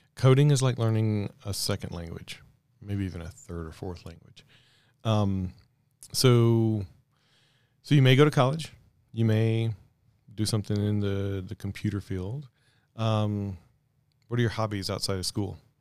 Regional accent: Mississippi, United States; now in Colorado, United States; I grew up in Mississippi.

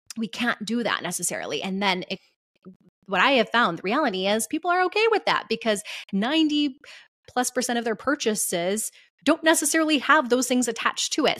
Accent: Michigan, United States; my home state of Michigan

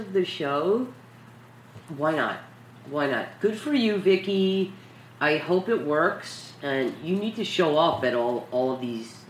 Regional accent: New York City, New York, United States; We're from New York City

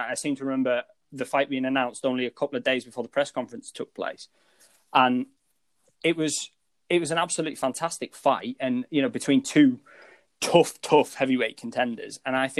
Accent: United Kingdom; I think my fan bias and being a British fight fan probably picked Dillian Whyte

